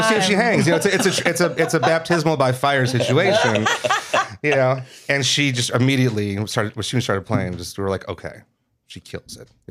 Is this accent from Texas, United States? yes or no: no; Mount Prospect, Illinois, United States; moved away; Yeah, I was in Mount Prospect, which is a suburb of Chicago.